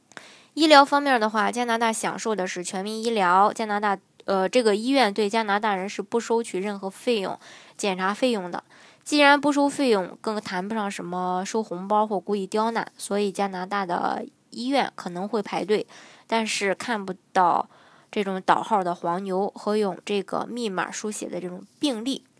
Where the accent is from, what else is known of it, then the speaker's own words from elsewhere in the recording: China; 成长在中国的我们